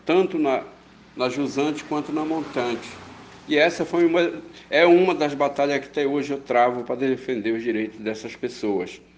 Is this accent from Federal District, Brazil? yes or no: no; Baião, Pará, Brazil; also born or lived in Tucuruí; Nasci em Baião, numa vila chamada Calados.